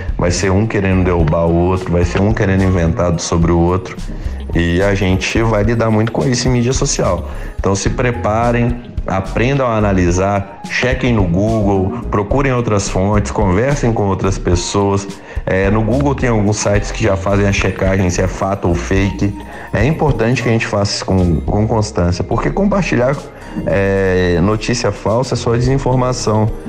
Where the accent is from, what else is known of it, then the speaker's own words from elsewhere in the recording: Ouro Preto, Minas Gerais, Brazil; Eu sou de Ouro Preto